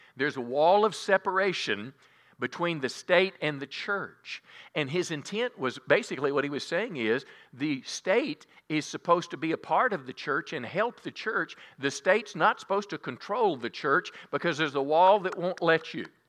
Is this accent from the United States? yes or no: yes; United States; I was raised in the America, I was born in nineteen fifty-seven